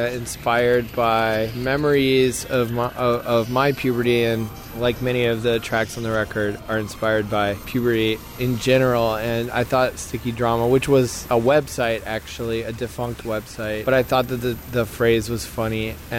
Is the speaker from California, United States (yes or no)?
no; Boston, Massachusetts, United States; I'm from Boston, so that's my team.